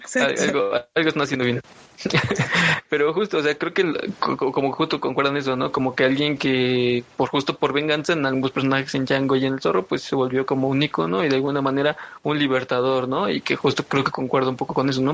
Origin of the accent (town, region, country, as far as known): Mexico